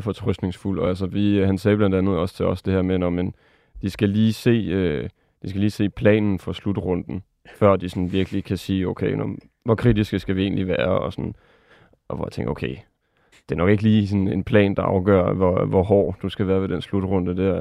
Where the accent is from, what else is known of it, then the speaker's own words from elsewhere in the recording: France; moved away; mit andet land, Frankrig, hvor jeg er vokset op